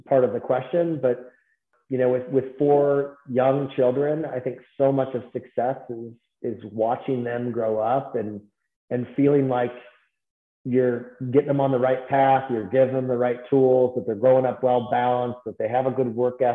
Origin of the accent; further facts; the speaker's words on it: Naperville, Illinois, United States; also born or lived in Fargo, North Dakota; Naperville, Illinois, 30 miles outside of Chicago